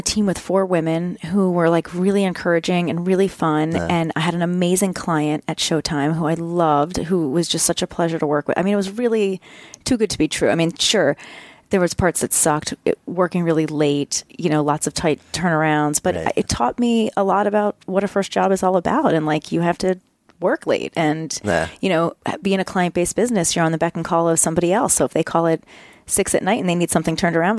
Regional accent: Potomac, Maryland, United States; Well, and the other funny thing about 90210 is Darren Star actually grew up in my hometown.

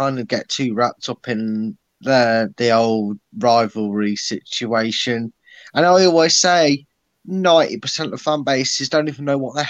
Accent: Leicester, East Midlands, United Kingdom; born or raised there

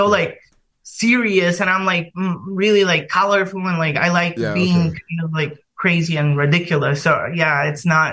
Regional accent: Bulgaria; moved away as an adult; now in London, United Kingdom; I'm from Bulgaria originally

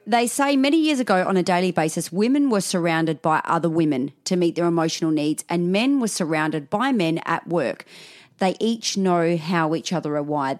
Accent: Australia; accent: Aussie; I'm talking Aussie 'cause my mum's Scottish

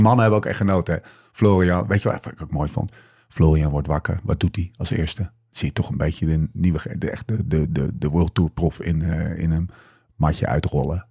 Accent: Netherlands; Wij kijken er als Nederlanders

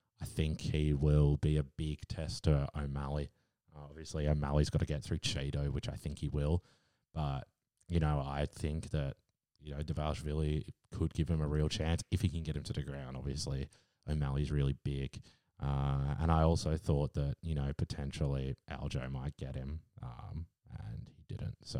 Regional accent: Australia; As an Aussie

